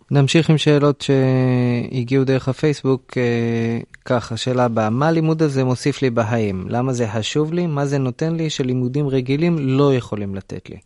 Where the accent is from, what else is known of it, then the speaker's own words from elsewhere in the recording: Israel; אני מושבניק